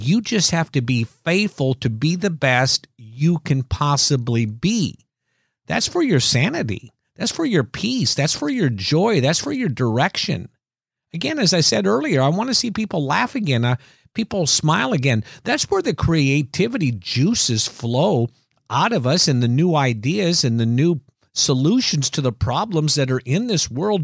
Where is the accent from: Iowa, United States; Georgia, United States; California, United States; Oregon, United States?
Iowa, United States; growing up in Iowa that it seemed to be Easter and Christmas that our family always went to church